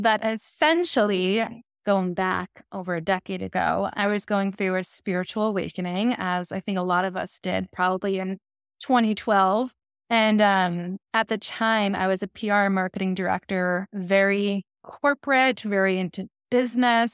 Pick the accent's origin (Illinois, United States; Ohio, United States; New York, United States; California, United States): New York, United States; Long Island; I'm originally from Long Island, New York